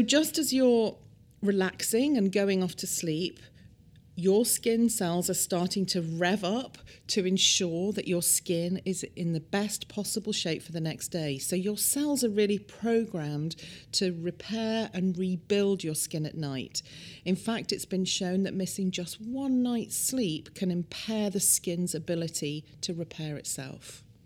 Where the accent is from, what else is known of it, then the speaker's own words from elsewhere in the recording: United Kingdom; now in United States; In the U K, where I'm from, as you can probably tell by my accent